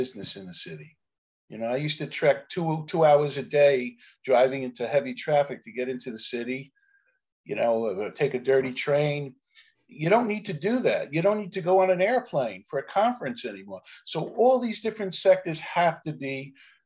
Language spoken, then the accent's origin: English; New York City, New York, United States; I'm a kid from Canarsie, Brooklyn, which I refer to as the Mafia minor leagues, a rough place to grow up